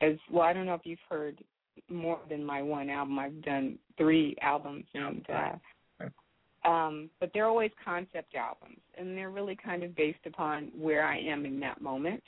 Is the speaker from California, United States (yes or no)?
yes; Los Angeles, California, United States; I grew up in Los Angeles, born and raised